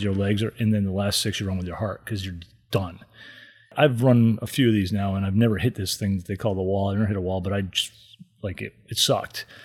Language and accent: English; East Granby, Connecticut, United States; also born or lived in Boston / New York / Atlanta / Southbury, Connecticut; I grew up in Connecticut, but grew up in East Granby